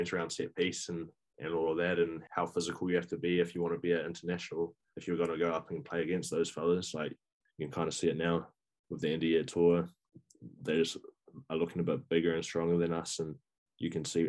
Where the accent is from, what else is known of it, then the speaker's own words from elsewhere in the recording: Northland, New Zealand; growing up in Northland